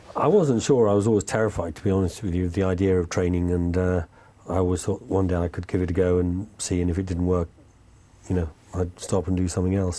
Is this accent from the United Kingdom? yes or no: yes; England, United Kingdom; now in France; being English in France.